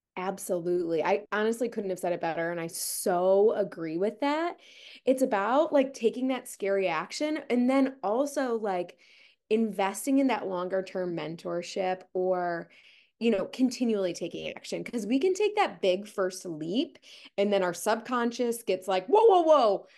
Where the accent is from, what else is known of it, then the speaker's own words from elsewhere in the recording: Ohio, United States; moved away; I'm originally from Ohio